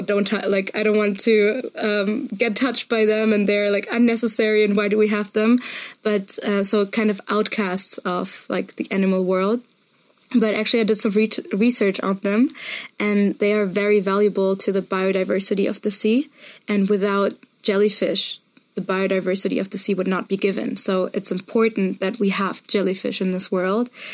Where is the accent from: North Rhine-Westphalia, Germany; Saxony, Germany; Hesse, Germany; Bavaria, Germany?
Bavaria, Germany; Munich; I come from Munich.